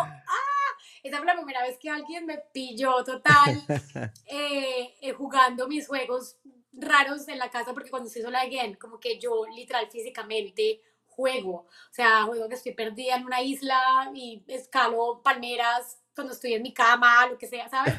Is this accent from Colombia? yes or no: yes; Colombia; now in United States; Y yo de Colombia